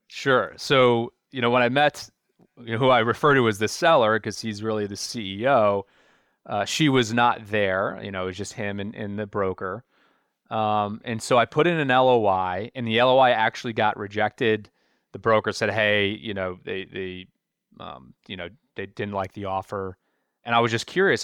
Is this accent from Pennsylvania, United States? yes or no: yes; Philadelphia, Pennsylvania, United States; moved away as an adult; I grew up in the Philadelphia area